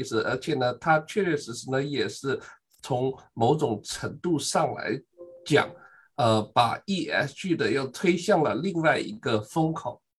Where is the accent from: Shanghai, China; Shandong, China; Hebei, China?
Shanghai, China; now in Urbana-Champaign, United States; 我们上海话，